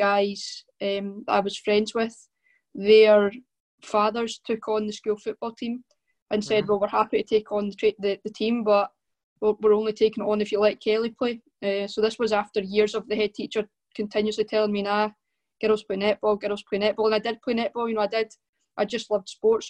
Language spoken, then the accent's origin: English; Arbroath, Scotland, United Kingdom; also born or lived in Ninewells, Dundee; I grew up in Arbroath. All my family are from Arbroath.